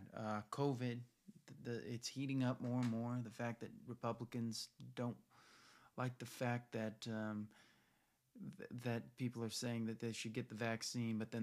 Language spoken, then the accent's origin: English; United States; as American